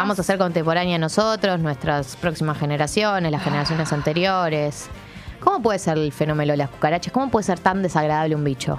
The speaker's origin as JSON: {"language": "Spanish", "region": "Buenos Aires", "country": "Argentina", "tie": "born or raised there", "said": "Como persona porteña de cemento"}